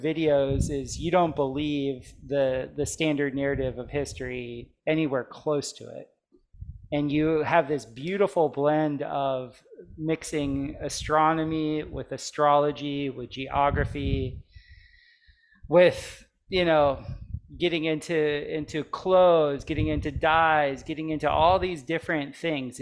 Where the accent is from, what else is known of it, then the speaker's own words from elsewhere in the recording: Plantation, Florida, United States; also born or lived in Michigan / Missouri; now in Costa Rica; I grew up just in Plantation, Florida, like just up the street from Hollywood